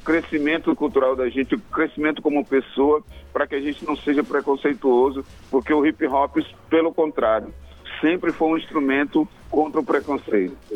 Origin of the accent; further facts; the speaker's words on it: Maranhão, Brazil; now in Manaus, Brazil; eu sou maranhense